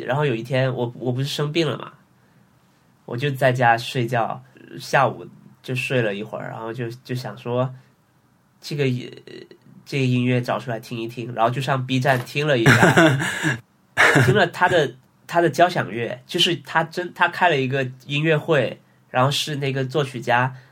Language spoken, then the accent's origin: Chinese; the South, southern China, China; now in Shanghai, China; 我老家那边是十几度，十七度，十八度